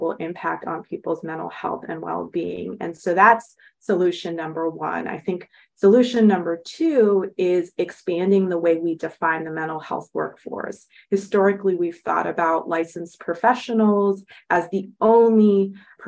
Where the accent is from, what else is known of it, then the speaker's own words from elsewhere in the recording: Los Angeles, California, United States; I grew up in Los Angeles.